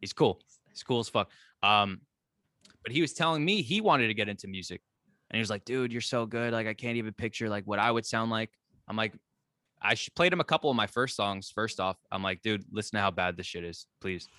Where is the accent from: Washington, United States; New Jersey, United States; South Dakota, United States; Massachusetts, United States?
New Jersey, United States; moved away as an adult; now in Catskills, United States; I'm from New Jersey. Right now, I'm living in the Catskills.